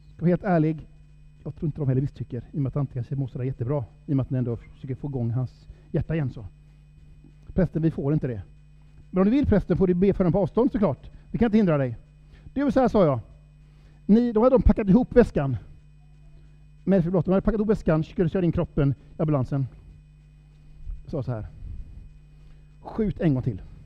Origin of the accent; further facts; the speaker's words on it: Sámi, Norrland, Sweden; Jag är ju same, som jag sa. Eh, stolt same.